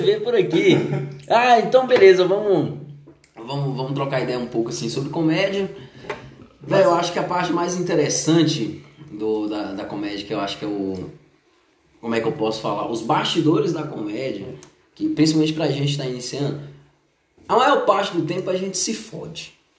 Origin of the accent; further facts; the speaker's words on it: Brasília, Federal District, Brazil; eu sou aqui de Brasília, eu sou candango